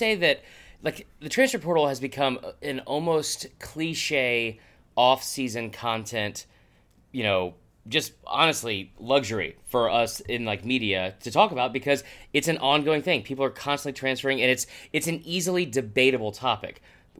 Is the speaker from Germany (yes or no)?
no; the South, Southern United States, United States; what kind of level of Southern, and I don't want to say trash that I am